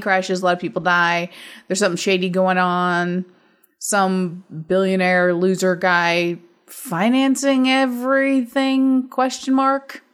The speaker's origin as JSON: {"language": "English", "region": "Midwest", "country": "United States", "tie": "born or raised there", "said": "in my life growing up in the Midwest"}